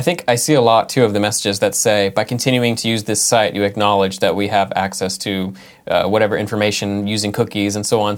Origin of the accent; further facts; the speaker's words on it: California, United States; now in Massachusetts, United States; nine four nine, which is where, uh, I, I grew up in California